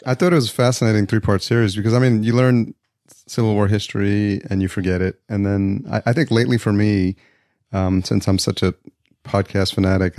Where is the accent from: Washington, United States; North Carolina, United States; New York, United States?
New York, United States; also born or lived in Atlanta, Georgia; now in Los Angeles, United States; I grew up in New York and now I'm living in Los Angeles